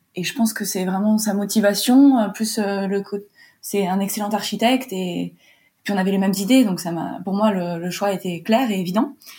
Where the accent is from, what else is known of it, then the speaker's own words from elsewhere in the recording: Warsaw, Masovian Voivodeship, Poland; moved away as an adult; also born or lived in London, United Kingdom; now in France; je suis originaire de Pologne, je suis franco-polonaise, j'ai passé mon bac là-bas. Je suis née là-bas et j'ai passé mon bac à Varsovie.